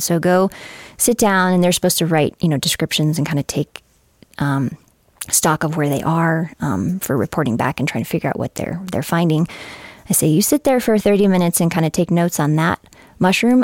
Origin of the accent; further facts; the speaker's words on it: Fort Collins, Colorado, United States; moved away as an adult; also born or lived in Grand Junction, Colorado; I was born in Grand Junction, but, um, grew up mainly in Fort Collins